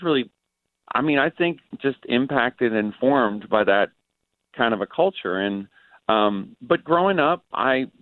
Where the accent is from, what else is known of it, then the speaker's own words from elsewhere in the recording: Newfoundland and Labrador, Canada; moved away as an adult; also born or lived in Phoenix, Arizona; now in Nashville, United States; I was born and raised in Newfoundland, Canada, and then I spent another 18 years in Phoenix.